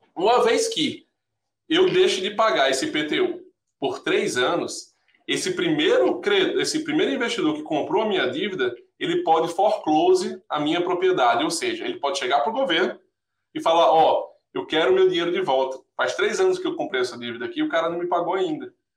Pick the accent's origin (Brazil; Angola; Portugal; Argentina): Brazil; Paraíba; now in United States; eu sou paraibano, eu estou comprando um, um apartamentozinho em João Pessoa